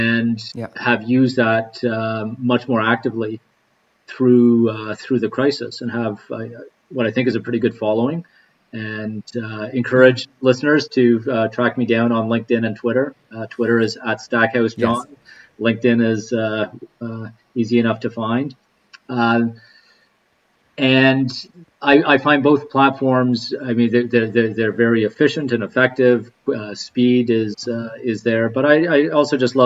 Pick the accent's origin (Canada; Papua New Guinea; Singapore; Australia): Canada; as a people, as Canadians